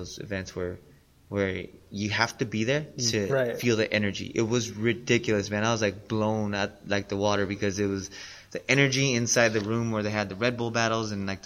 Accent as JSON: {"language": "English", "country": "United States", "said": "I'm American"}